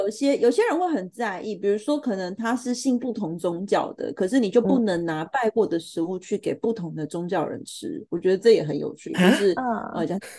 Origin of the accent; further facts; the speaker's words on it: Taiwan; 我们就是台湾人